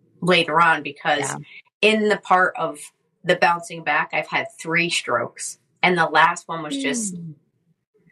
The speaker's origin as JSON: {"language": "English", "region": "Connecticut", "country": "United States", "tie": "born or raised there", "said": "I grew up in Connecticut and I have a big Italian family there"}